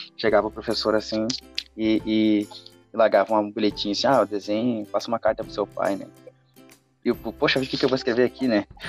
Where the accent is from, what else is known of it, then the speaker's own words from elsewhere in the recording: Santa Maria, Rio Grande do Sul, Brazil; nós somos de Santa Maria